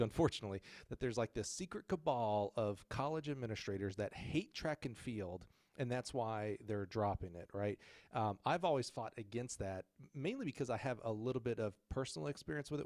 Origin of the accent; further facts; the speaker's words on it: Alabama, United States; moved away; I was from Alabama